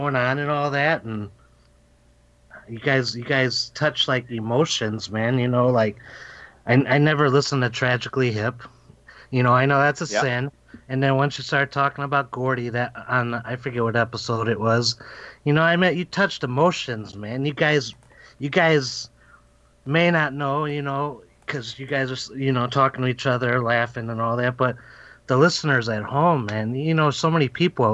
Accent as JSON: {"language": "English", "town": "Chicago", "region": "Illinois", "country": "United States", "said": "I'm from the Chicago area"}